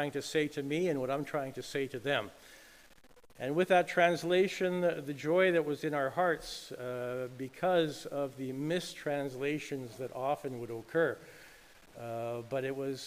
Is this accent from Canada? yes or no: yes; Canada; I was born here in Canada, so I was very blessed in that, but I do have family in Ukraine